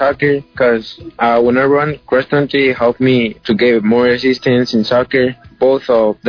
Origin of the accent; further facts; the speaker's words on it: Guatemala; now in United States; When I came from Guatemala